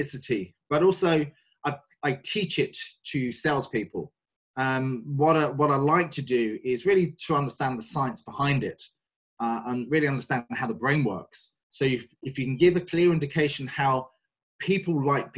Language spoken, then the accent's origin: English; London, United Kingdom; moved away as an adult; now in Ireland; I'm very English. I've been in Ireland for the last 15 years and originally from just from the outskirts of North London.